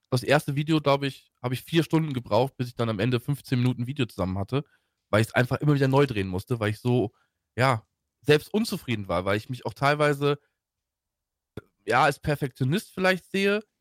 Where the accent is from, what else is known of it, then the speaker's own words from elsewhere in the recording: Troisdorf, North Rhine-Westphalia, Germany; ich bin ähm, aufgewachsen und geboren in Troisdorf. Ähm, das liegt bei Bonn.